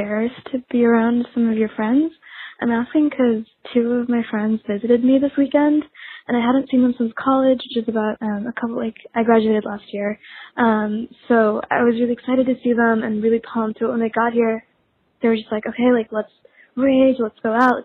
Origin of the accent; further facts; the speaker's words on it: New Orleans, Louisiana, United States; I'm from New Orleans